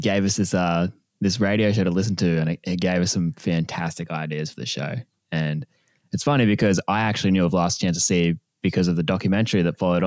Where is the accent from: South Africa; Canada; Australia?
Australia; growing up in Australia with New Zealand right there